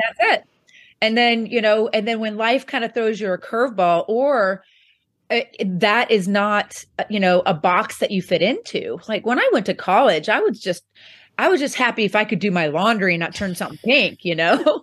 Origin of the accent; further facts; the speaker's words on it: Poplar Bluff, Missouri, United States; I actually am from a small town, um, in southeast Missouri called Poplar Bluff